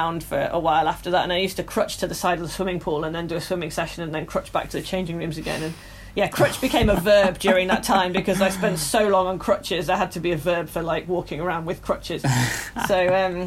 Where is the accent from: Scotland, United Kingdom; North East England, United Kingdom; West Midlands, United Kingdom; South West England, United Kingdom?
North East England, United Kingdom; the Northeast; moved away; I'm obviously from the Northeast originally